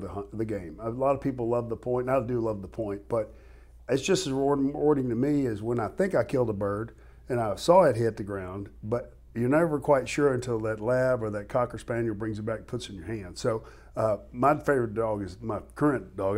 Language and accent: English; West Tennessee, United States; We grew up in West Tennessee